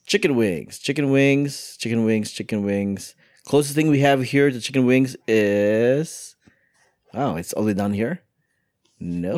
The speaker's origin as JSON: {"language": "English", "country": "United States", "said": "I am American"}